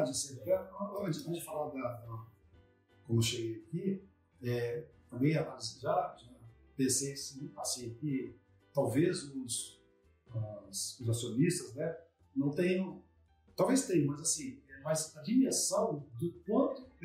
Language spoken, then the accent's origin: Portuguese; Vitória, Espírito Santo, Brazil; Eu nasci em Vitória mesmo, eu, eu não moro em Vitória